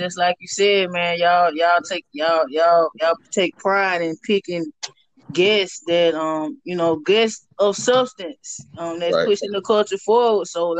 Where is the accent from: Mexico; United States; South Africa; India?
United States; the South; You know, growing up in the South, going to church